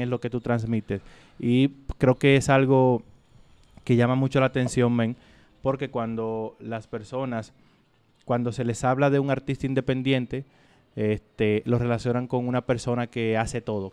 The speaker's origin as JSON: {"language": "Spanish", "country": "Dominican Republic", "said": "yo soy de República Dominicana"}